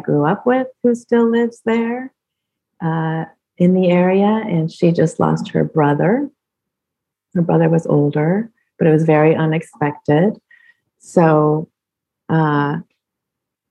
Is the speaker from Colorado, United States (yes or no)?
yes; Colorado, United States; moved away; I grew up in Colorado